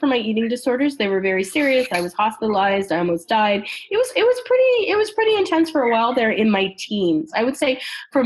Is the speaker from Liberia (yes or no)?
no; Canada; I'm from Canada